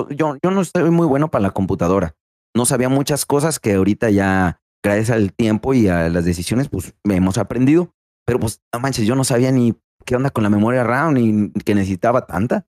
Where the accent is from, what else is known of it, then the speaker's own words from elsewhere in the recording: Rioverde, San Luis Potosí, Mexico; now in Ciudad Fernández, Mexico; soy originario de Río Verde, San Luis Potosí